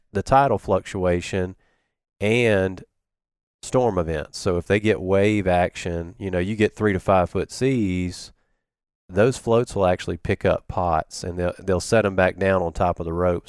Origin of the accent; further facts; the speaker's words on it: Biloxi, Mississippi, United States; I grew up in Biloxi area. Um, lived on Back Bay till I was about seven and then, uh, lived in Woolmarket.